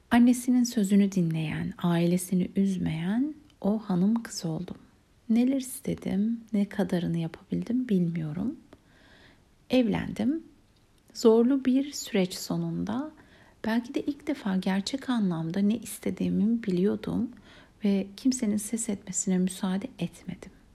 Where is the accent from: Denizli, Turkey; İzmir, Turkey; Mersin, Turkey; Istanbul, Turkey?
Istanbul, Turkey; Beşiktaş'ta büyüdüm, o civarda okudum.